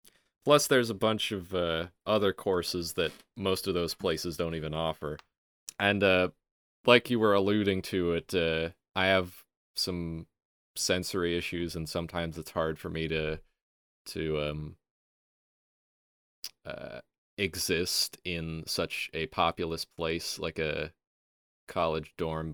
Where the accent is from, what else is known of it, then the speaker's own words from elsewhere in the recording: Milwaukee, Wisconsin, United States; Milwaukee, Wisconsin.